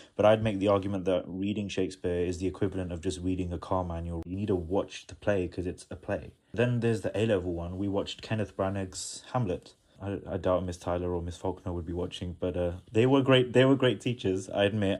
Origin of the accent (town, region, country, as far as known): India